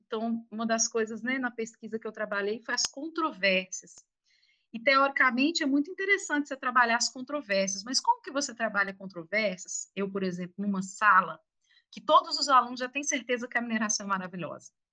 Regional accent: Minas Gerais, Brazil; mineiros, né? Mineiros moradores de Minas Gerais

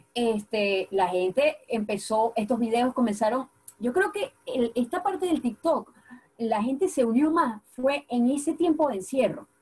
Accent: Apure, Venezuela; moved away as an adult; now in England; yo soy de Apure

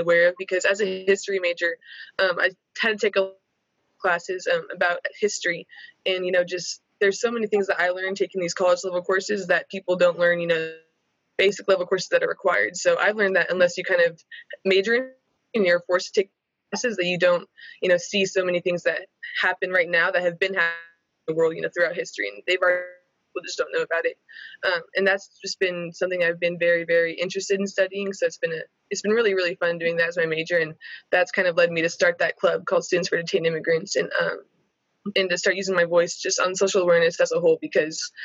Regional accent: Arlington, Texas, United States; I'm from Arlington, Texas

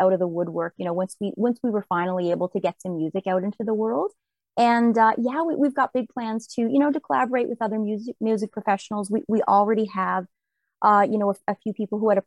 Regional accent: New Waterford, Nova Scotia, Canada; also born or lived in Sydney, Nova Scotia; I was born in New Waterford, and I live in Sydney area now

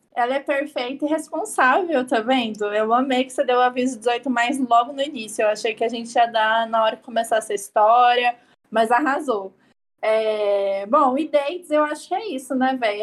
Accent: São Paulo, Brazil; eu sou paulista

